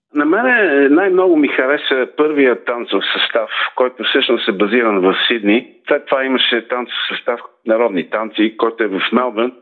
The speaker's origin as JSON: {"language": "Bulgarian", "country": "Bulgaria", "tie": "born or raised there", "moved": "as an adult", "lives_now": "Sydney, Australia"}